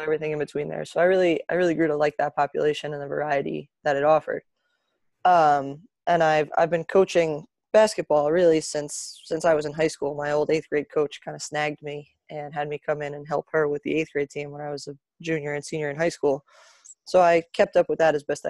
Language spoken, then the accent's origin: English; New Jersey, United States; also born or lived in Boston; I'm from New Jersey, born and raised here